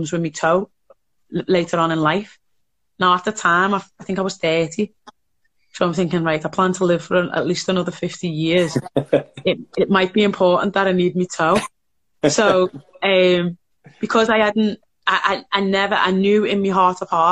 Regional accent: Liverpool, North West England, United Kingdom; I was from Toxteth, which is a little bit underprivileged

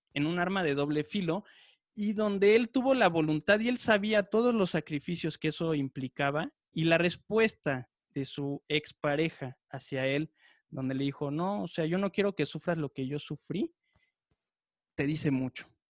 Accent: Mexico; ya no nos afecta como mexicanos

